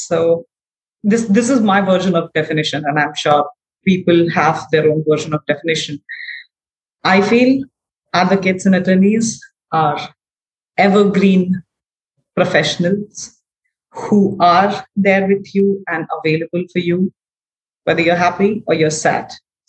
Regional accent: Darbhanga, Bihar, India; now in New Delhi, India; I am from a very small city called Darbhanga in Bihar. Okay. Bihar is one of the states in India.

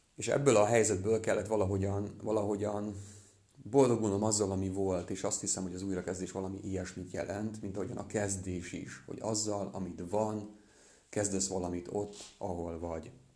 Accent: Transcarpathia, Zakarpattia Oblast, Ukraine; moved away as an adult; now in Hungary; Nem itt nőttem fel, Kárpátalján

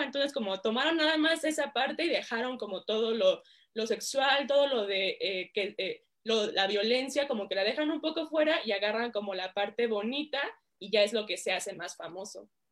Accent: Mexico; also born or lived in United States; soy eh, mexicana

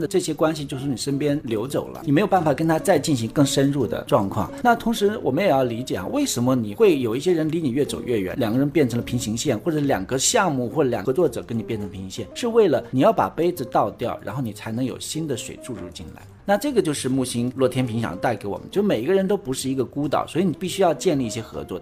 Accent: China; 我们中国人

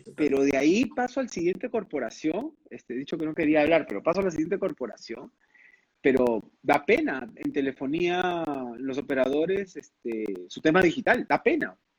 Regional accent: Peru; also born or lived in London; como buenos peruanos

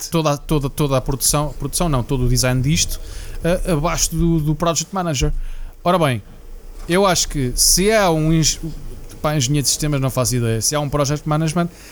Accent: Portugal; moved away as an adult; Profissionais como, como, como eu. Uh, que saímos de Portugal

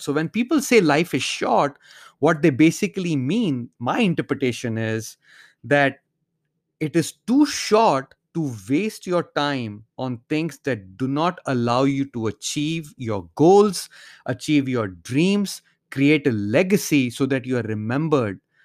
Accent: India; growing up in India

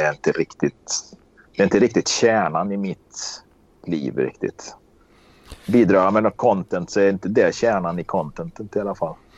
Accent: Karlstad, Värmland, Sweden; Jag är uppväxt i Karlstad

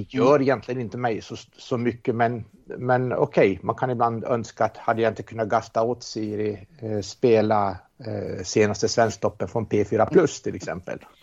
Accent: Åland Islands; Jag är ålänning

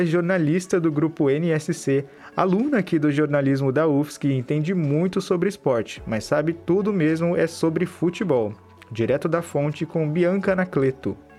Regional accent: Brazil; Nós, como bons brasileiros

